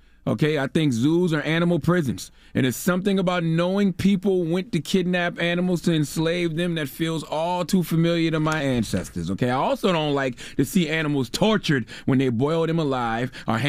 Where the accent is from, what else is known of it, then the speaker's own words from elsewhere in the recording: Moncks Corner, South Carolina, United States; Listen, I'm from Monk's Corner, South Carolina all day. I eat deer meat.